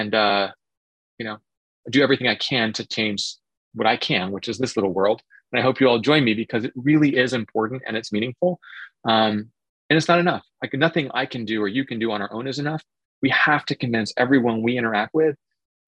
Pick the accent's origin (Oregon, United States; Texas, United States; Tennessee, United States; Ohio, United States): Oregon, United States; I grew up in Oregon, and so I grew up in spotted owl territory